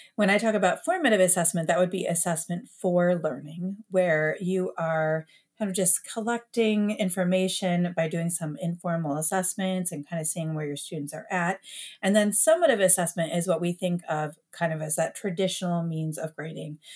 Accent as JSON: {"language": "English", "town": "Detroit", "region": "Michigan", "country": "United States", "tie": "born or raised there", "moved": "as an adult", "lives_now": "Columbus, United States", "said": "I grew up in Metro Detroit"}